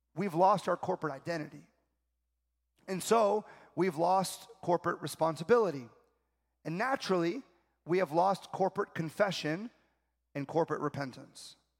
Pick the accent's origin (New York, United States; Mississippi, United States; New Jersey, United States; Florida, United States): Florida, United States; South; I'm from South Florida